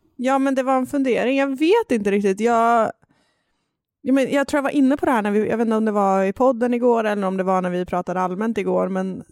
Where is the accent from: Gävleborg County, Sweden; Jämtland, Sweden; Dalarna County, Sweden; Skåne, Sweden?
Jämtland, Sweden; accent: Jämtland dialect; min jämtländska dialekt flyga fram här